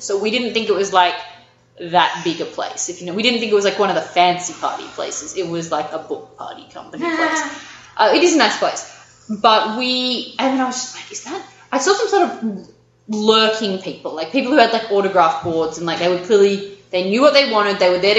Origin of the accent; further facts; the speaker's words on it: Australia; I'm Australian